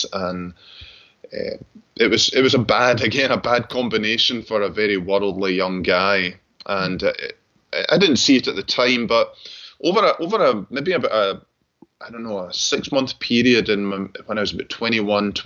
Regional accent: Glasgow, Scotland, United Kingdom; I grew up in Glasgow, attended public school there

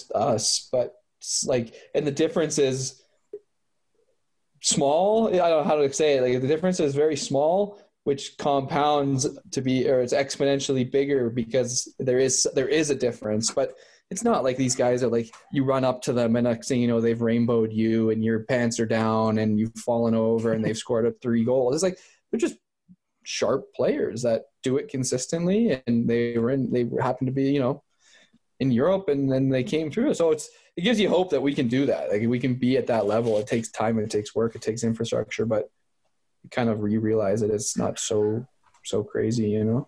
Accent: North Vancouver, British Columbia, Canada; also born or lived in Miami, United States; now in Calgary, Canada; I was born near Miami. I grew up in North Vancouver

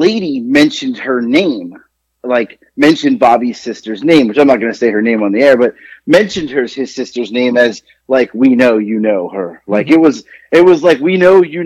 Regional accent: South Florida, United States; also born or lived in Queens, New York; I was born in New York, but I grew up in South Florida.

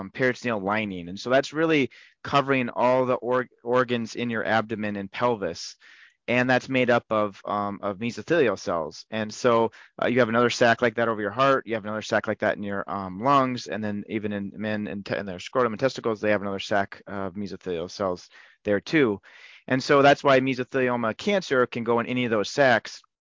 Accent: Montana, United States; now in Rochester, Minnesota, United States; I'm originally from Montana

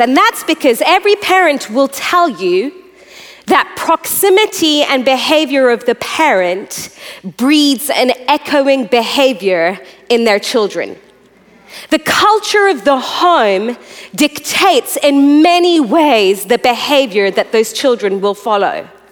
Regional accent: Iran; I'm a third generation preacher, and I was born in Iran

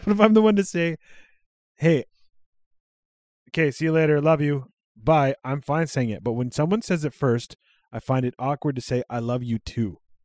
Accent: Cold Lake, Alberta, Canada; also born or lived in Regina, Saskatchewan; I moved from Cold Lake to Sylvan Lake when I was twelve

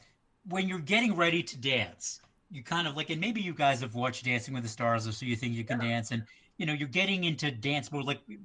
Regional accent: New England, United States; I mean, I grew up in New England.

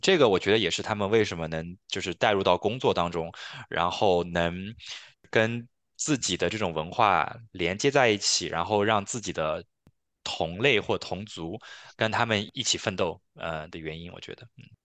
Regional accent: China; now in Canada; 作为一个中国人来看

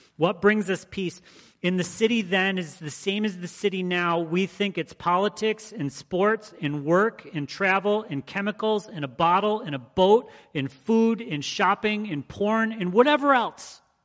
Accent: Michigan, United States; the people I grew up around in Michigan

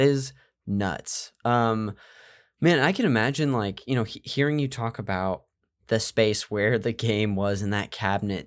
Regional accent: Central Valley, California, United States; I'm from the Central Valley up north

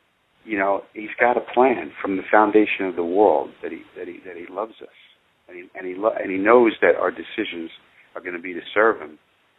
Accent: Iowa, United States; And I'm the one from Iowa, even though I'm not in Iowa right now.

